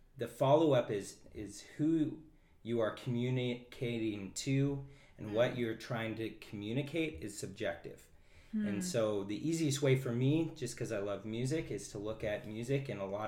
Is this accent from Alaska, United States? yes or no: yes; Kenai, Alaska, United States; I'm from Kenai